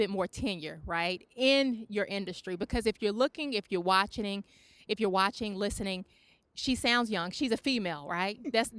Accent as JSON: {"language": "English", "town": "Charlotte", "region": "North Carolina", "country": "United States", "tie": "born or raised there"}